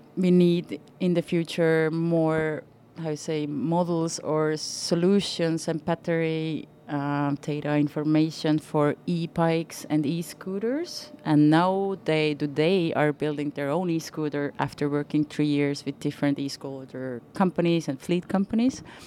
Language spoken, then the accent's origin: English; Viljandi, Viljandi County, Estonia; born or raised there